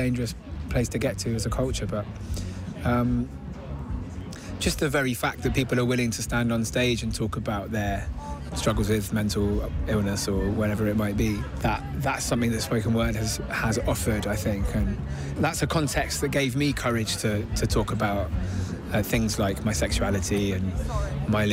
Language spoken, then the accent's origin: English; Bristol, South West England, United Kingdom; I'm a spoken word artist, multi-instrumentalist, singer, and I come from Bristol